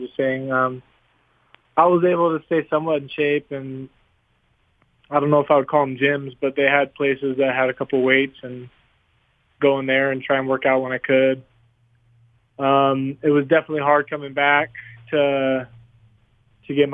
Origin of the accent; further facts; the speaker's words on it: San Clemente, California, United States; moved away as an adult; also born or lived in Nicaragua; now in Salt Lake City, United States; I grew up in Southern California.